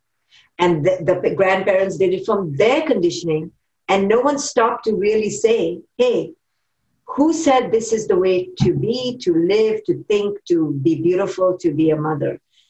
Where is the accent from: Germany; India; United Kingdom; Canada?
India; now in United States; I grew up in India